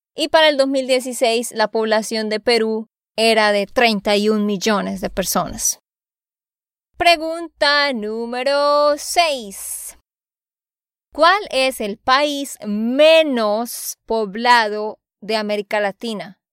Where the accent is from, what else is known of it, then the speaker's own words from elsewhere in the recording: Santander, Colombia; de Santander, Colombia